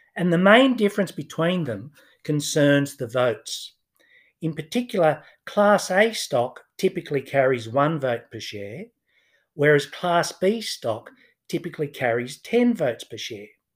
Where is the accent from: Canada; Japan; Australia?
Australia; Newcastle, New South Wales; I grew up in Newcastle, just north of Sydney